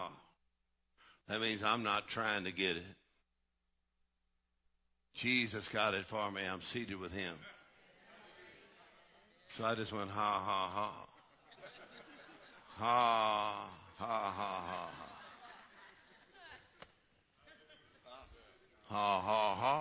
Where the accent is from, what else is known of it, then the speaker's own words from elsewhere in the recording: Texas, United States; I'm from Texas